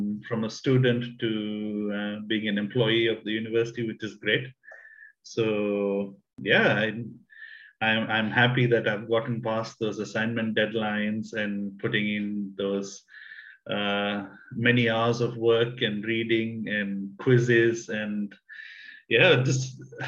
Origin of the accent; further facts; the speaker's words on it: Kenya; also born or lived in South India; I'm originally Indian. I was born in the south of India, but I grew up in Kenya